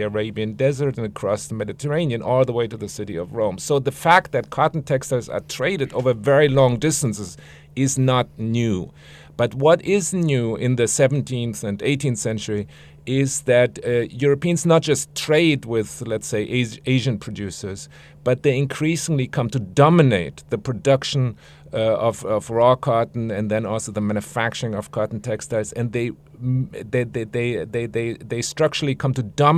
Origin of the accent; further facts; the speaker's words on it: Frankfurt, Hesse, Germany; moved away; I'm from Frankfurt, Germany.